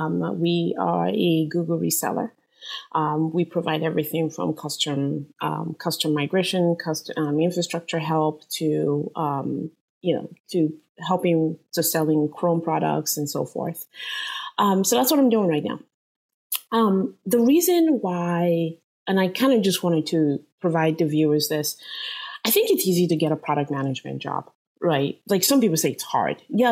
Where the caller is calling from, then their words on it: San Jose, California, United States; I am zooming in from San Jose, California.